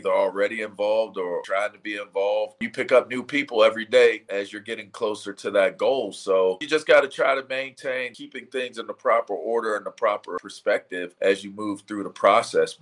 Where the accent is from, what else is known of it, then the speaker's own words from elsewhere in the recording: Pittsburgh, Pennsylvania, United States; I'm a Pittsburgh Penn Stater